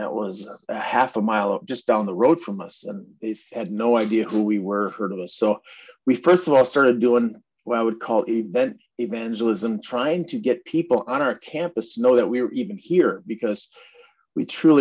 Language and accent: English; Minneapolis, Minnesota, United States; also born or lived in Bloomington, Minnesota; now in Princeton, United States; I grew up in North Minneapolis area, then moved out to Bloomington and eventually landed out here in rural.